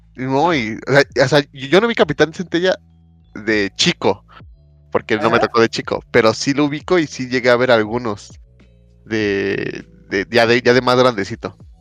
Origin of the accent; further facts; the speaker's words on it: Mexico; yo cuando era chico, eh, aquí en México